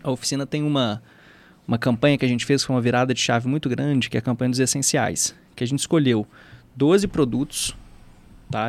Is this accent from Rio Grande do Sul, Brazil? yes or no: no; Minas Gerais, Brazil; accent: mineiro; o mineiro é um pouco disso, até porque o nosso sotaque, ele é muito óbvio